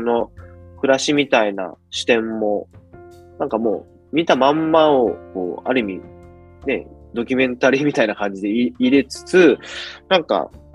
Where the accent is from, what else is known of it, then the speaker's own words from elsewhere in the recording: Ureshino, Saga, Japan; moved away; 僕もですねやっぱ嬉野で生まれ育ってたんで